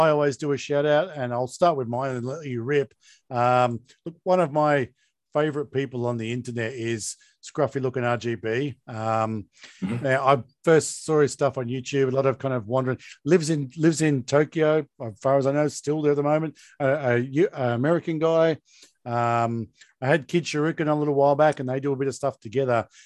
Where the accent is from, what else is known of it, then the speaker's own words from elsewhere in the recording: Hobart, Tasmania, Australia; Because no. I grew up in Hobart.